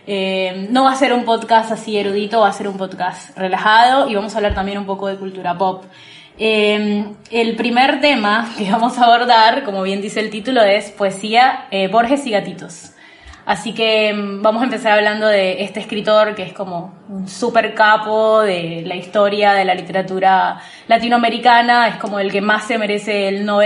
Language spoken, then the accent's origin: Spanish; Colombia; accent: mixed; now in Buenos Aires, Argentina; soy colombiana, vivo en Buenos Aires hace como ocho años, tengo un acento bastante mezclado